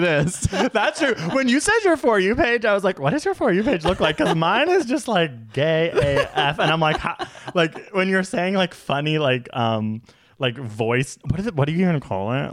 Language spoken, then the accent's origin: English; Canada; We are Canadian